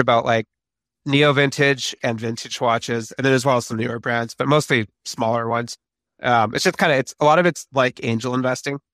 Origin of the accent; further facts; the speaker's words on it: Vancouver, British Columbia, Canada; Vancouver, where I'm from